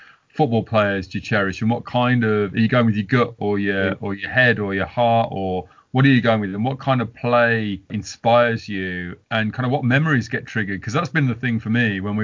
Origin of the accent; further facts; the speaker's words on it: Walsall, West Midlands, United Kingdom; I'm from Walsall